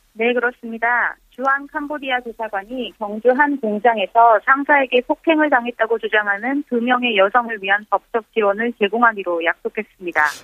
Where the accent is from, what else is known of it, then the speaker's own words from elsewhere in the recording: Mongolia; Korean is a second language; now in South Korea; 지금 몽골에서 왔어요